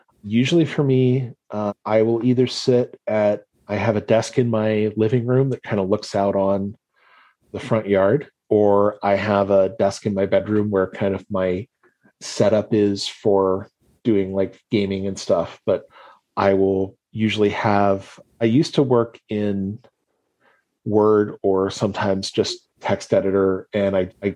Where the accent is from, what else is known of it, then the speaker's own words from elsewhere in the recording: Ohio, United States; I grew up in Ohio, mostly. I moved around a little bit because of my dad's job